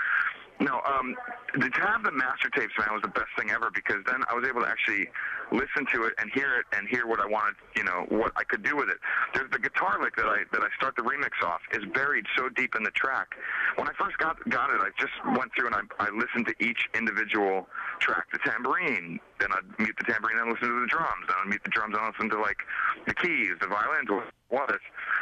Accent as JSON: {"language": "English", "town": "New York City", "region": "New York", "country": "United States", "tie": "born or raised there", "also_born_or_lived": "Phoenix, Arizona", "moved": "yes", "lives_now": "Los Angeles, United States", "said": "growing up in New York"}